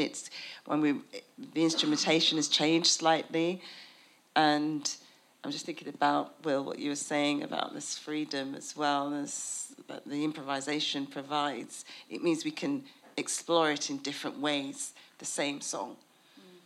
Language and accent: English; United Kingdom; a British person